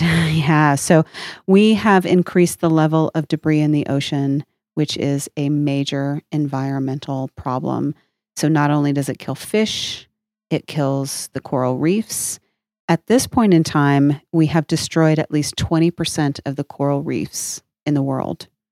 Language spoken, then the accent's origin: English; Oregon, United States; now in New Mexico, United States; I, I grew up in Oregon where, uh, it, which is not a landlocked, um, state. And, and of course, now I live in New Mexico